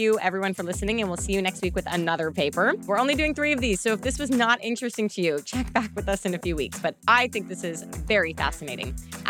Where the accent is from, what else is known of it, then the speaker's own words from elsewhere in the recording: Canada; we as a Canadian.